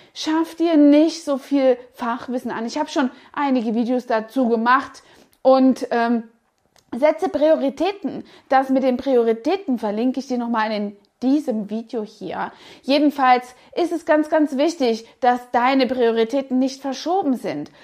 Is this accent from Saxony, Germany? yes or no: yes; Saxony, Germany; moved away; der charmante sächsische Dialekt, der mich stark an meine Heimat erinnerte